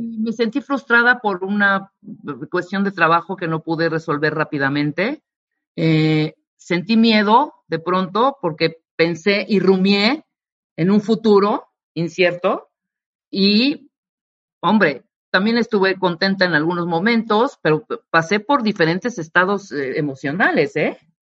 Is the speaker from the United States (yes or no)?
no; Mexico; como mexicana que soy